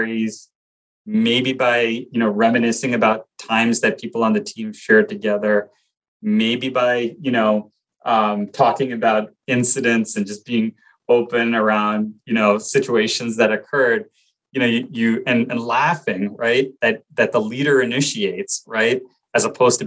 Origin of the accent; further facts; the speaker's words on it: Glen Rock, New Jersey, United States; I grew up in Glen Rock, New Jersey, which is right outside New York City.